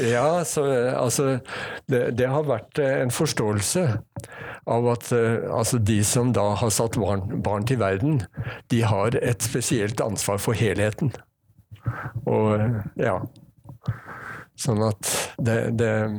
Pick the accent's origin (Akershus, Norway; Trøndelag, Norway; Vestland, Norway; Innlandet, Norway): Akershus, Norway; Ski; moved away as an adult; also born or lived in Oslo; now in Bergen, Norway; jeg vokste opp på Ski